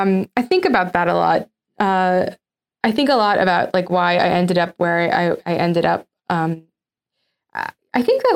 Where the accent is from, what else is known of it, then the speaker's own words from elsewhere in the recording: Egypt; growing up in Egypt